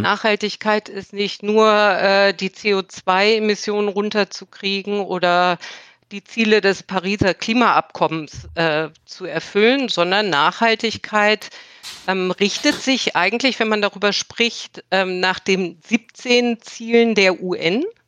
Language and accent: German; Berlin, Germany; moved away; Ich lebe mittlerweile wieder in Berlin. Berlin ist meine Heimatstadt.